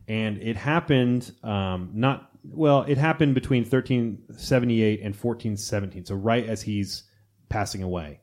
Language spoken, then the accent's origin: English; United States; I'm American